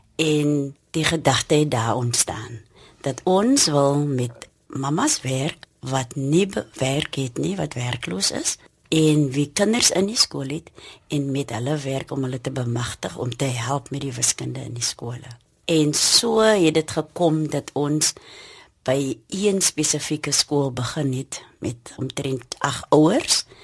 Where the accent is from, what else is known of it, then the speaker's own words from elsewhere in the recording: Cape Town, Western Cape, South Africa; in die omgewing waar ons werk, het ek groot geword, gebore en getoe.